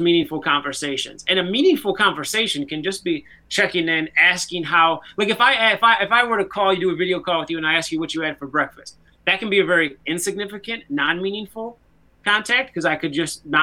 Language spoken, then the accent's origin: English; United States; as an American